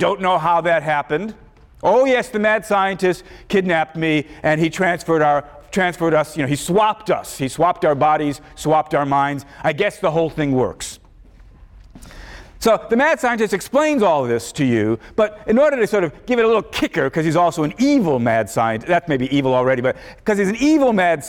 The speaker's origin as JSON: {"language": "English", "town": "Chicago", "region": "Illinois", "country": "United States", "tie": "born or raised there", "said": "my memories of growing up in Chicago, becoming a philosopher"}